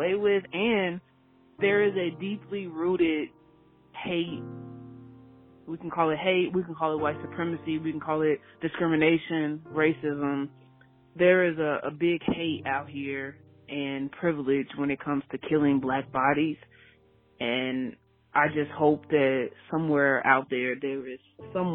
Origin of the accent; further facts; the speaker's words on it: Chicago, Illinois, United States; I'm from Chicago